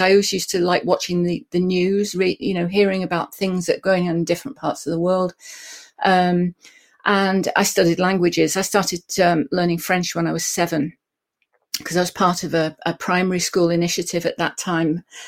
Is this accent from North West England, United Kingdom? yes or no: yes; Lake District, North West England, United Kingdom; I grew up in the Lake District in England